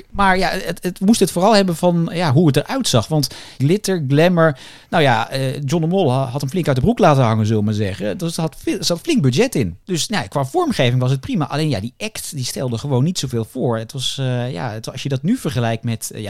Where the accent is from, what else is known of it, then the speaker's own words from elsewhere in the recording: Roosendaal, North Brabant, Netherlands; ik ben 21 jaar en ik kom uit Roosendaal.